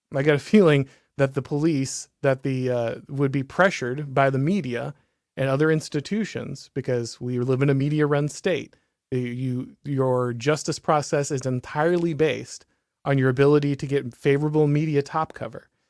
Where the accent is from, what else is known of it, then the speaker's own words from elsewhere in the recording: the South, United States; I'm from the South